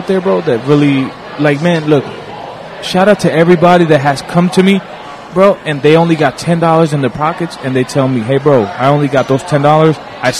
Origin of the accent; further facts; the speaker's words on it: New York, United States; now in Kansas City, United States; I'm from New York.